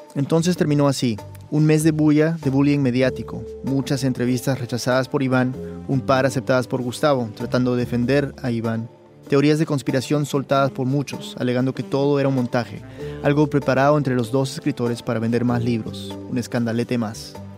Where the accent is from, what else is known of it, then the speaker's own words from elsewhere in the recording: Lima, Peru; moved away; la ciudad donde nací, Lima, Perú